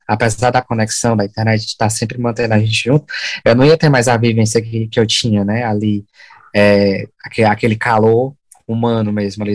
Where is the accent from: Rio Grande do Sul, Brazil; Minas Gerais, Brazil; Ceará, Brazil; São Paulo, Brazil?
Ceará, Brazil; São Benedito; moved away as an adult; also born or lived in Sobral, Brazil; now in Ireland; Aí a gente saiu de, de São Benedito, que é a minha cidade natal, e fomos para Sobral morar lá e fazer essa faculdade